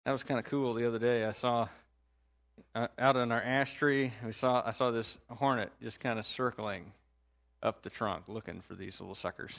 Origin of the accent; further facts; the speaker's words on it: Indiana, United States; now in Chillicothe, United States; I'm from Indiana